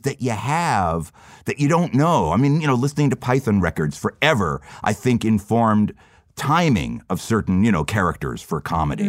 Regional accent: Florida, United States; growing up in Florida

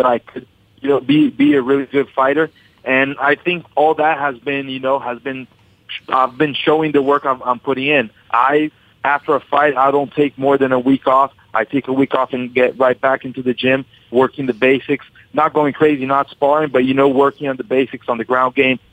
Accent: Brazil; also born or lived in Westwood, New Jersey, United States; I lived there till I was 6 years old. Then I moved back to Brazil

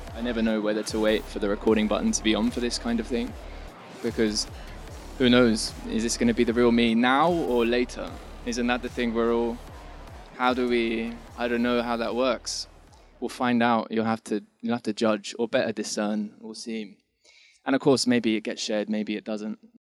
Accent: England, United Kingdom; moved away; So I'm initially from England, and I've been here a while though.

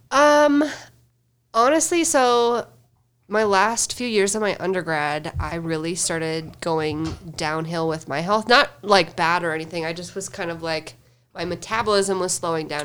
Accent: Fargo, North Dakota, United States; moved away as an adult; now in Denver, United States; I grew up in good old Fargo, North Dakota

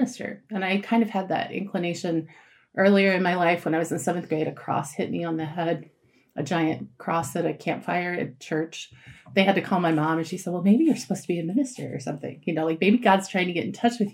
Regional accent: Eureka, Illinois, United States; I grew up in Eureka, Illinois, and attended the Eureka Christian Church there

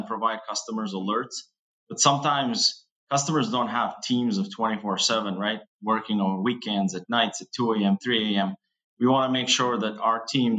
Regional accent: Kosovo; now in Boston, United States; I'm originally from Kosovo, which is, I'm Albanian

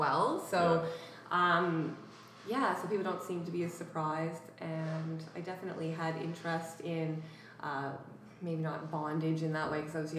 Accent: Happy Valley-Goose Bay, Newfoundland and Labrador, Canada; moved away as an adult; now in Halifax, Canada; In Labrador, in Goose Bay, Labrador

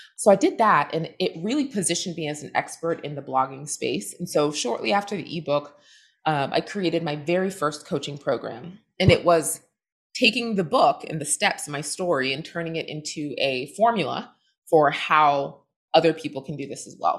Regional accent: southern New Hampshire, United States; also born or lived in Boston, Massachusetts; born in Boston. I grew up in southern New Hampshire, surrounded by woods

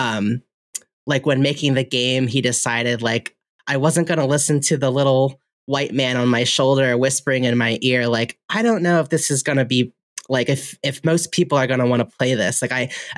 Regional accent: United States; I was born here in America

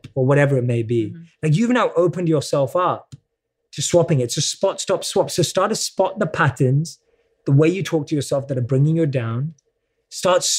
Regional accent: United Kingdom; accent: British; my British accent

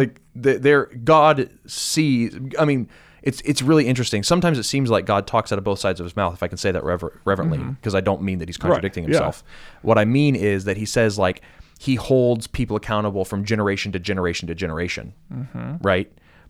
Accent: United States; as an American

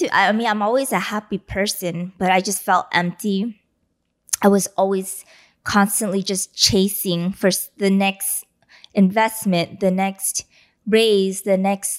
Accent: East Los Angeles, California, United States; You and I, we grew up in East LA.

